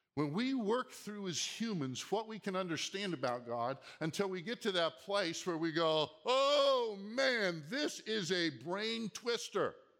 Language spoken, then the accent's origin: English; Minnesota, United States; also born or lived in Seattle; now in Southern California, United States; growing up in Minnesota and then living in Seattle